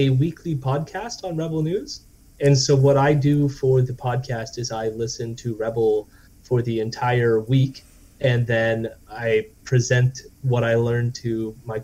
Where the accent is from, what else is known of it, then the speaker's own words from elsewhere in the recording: Canada; I'm Canadian